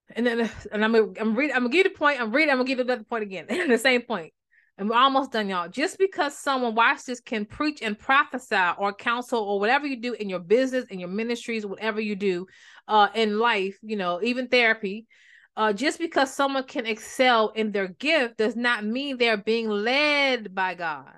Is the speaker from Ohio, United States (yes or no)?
no; Maryland, United States; I'm from Maryland